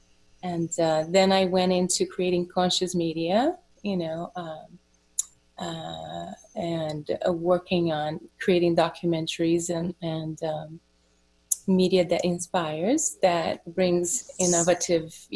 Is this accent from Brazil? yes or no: yes; Brazil; moved away as an adult; I was born in Brazil and I moved here in my very early 20s, I was 21, 22